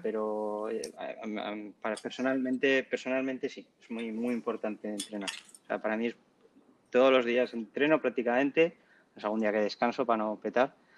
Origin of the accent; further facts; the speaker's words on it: La Rioja, Spain; soy de La Rioja